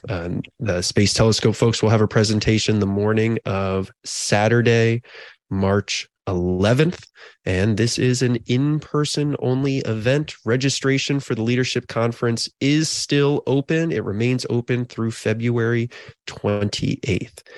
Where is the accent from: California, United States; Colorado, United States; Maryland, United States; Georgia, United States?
Maryland, United States; Annapolis; now in Virginia, United States; I grew up in Annapolis, Maryland